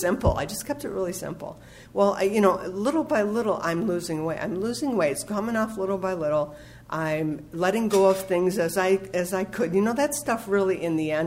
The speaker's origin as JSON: {"language": "English", "town": "Los Angeles", "region": "California", "country": "United States", "said": "I'm from the San Fernando Valley"}